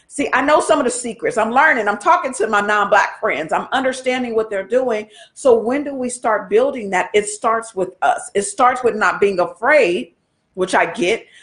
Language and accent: English; United States; us as African American, Black citizens American